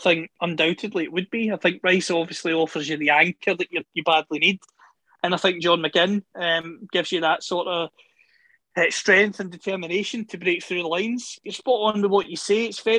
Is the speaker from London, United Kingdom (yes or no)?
no; Scotland, United Kingdom; I'm Scottish.